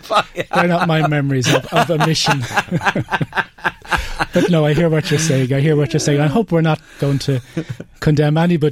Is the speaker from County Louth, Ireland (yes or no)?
yes; Drogheda, County Louth, Ireland; I'm from the Cord Road.